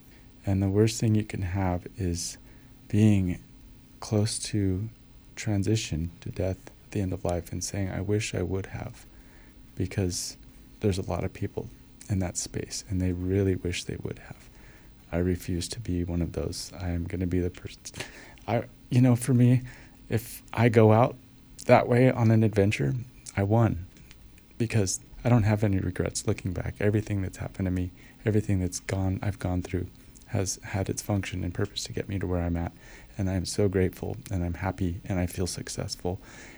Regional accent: Long Beach, California, United States; now in Bulgaria; And same thing, I came from Southern California, from L.A., Long Beach area. I'm familiar with all that area. I don't want to go back there. Bulgaria? Never even thought more than once about it.

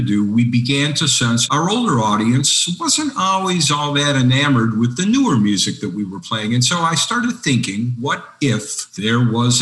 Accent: Detroit, Michigan, United States; I'm from Detroit. So when you grow up in the Motor City, cars are in your DNA

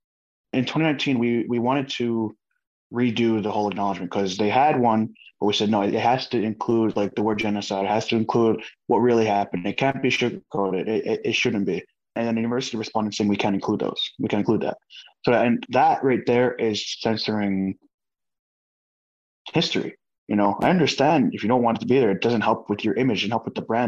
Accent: Kahnawake, Quebec, Canada; I'm a Mohawk from Gahnawaga, part of the Haudenosaunee Confederacy. I'm Bear Clan. I'm 23 years old.

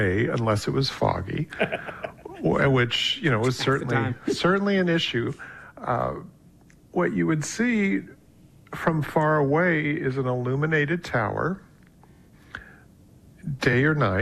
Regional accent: the Bay Area, California, United States; I grew up in the Bay Area

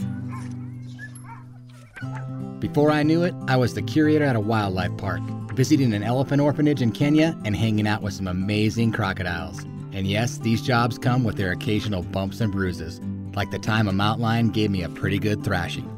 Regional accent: Helena, Montana, United States; I was born in Helena, Montana in 1975

